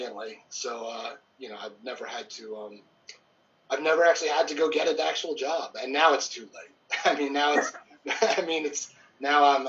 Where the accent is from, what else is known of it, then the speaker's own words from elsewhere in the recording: outside Detroit, Michigan, United States; moved away as an adult; also born or lived in Atlanta; I grew up in outside Detroit